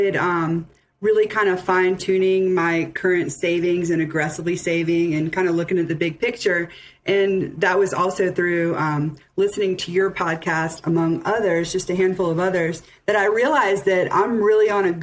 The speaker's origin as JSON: {"language": "English", "region": "Southeast Louisiana", "country": "United States", "said": "We're from Southeast Louisiana, which is going through some hard times right now"}